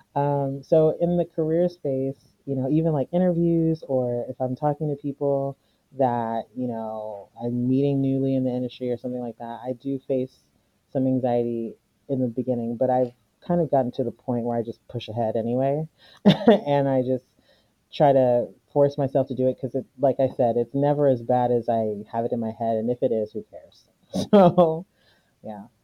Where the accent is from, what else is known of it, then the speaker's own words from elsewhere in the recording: United States; I was born here and I grew up here, so I'm pretty much American